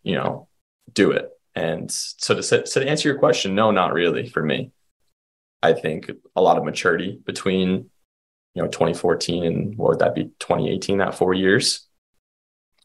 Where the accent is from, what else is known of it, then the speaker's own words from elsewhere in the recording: Rhode Island, United States; moved away as an adult; also born or lived in Maryland; now in Burlington, United States; my home's from Rhode Island. I did my undergrad study at the University of Rhode Island